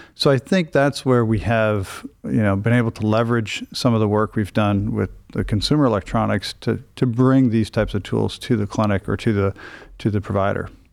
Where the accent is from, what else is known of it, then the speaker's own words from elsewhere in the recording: Iowa, United States; moved away as an adult; now in Cleveland, United States; I'm originally from a very small town in Iowa, uh, about 1,200 people